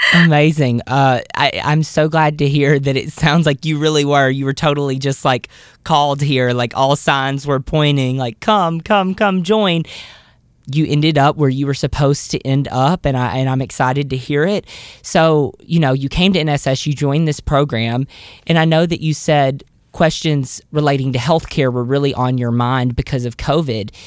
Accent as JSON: {"language": "English", "region": "the South", "country": "United States", "said": "I'm from the South"}